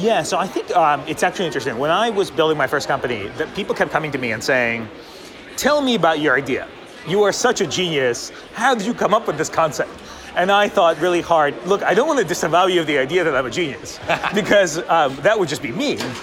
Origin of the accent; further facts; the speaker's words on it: Boston, Massachusetts, United States; I'm a Bostonian